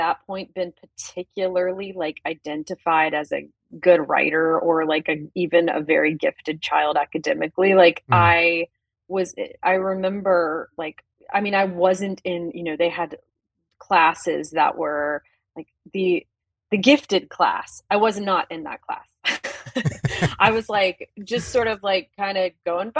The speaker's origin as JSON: {"language": "English", "region": "the South", "country": "United States", "tie": "born or raised there", "said": "being in the South"}